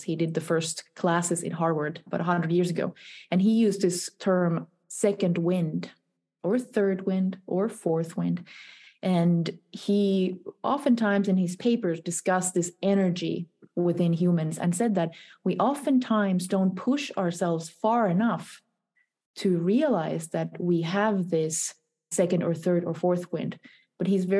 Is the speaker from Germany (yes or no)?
no; Finland; also born or lived in Helsinki; Helsinki. So it's the capital of Finland, my native country.